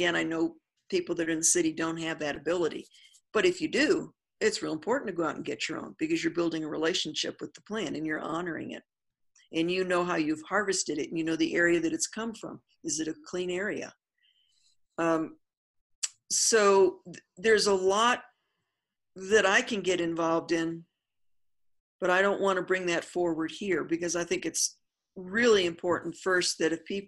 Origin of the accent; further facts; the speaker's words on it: New Mexico, United States; I'm from New Mexico, so I want to use my indigenous plant, which is the Artemisia that is out here